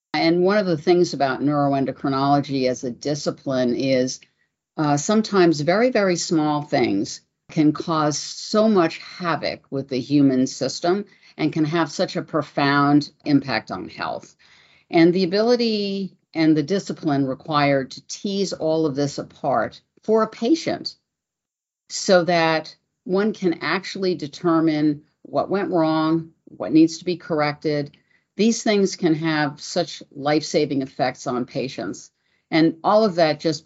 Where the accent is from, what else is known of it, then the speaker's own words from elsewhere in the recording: New York, United States; I'm originally from New York.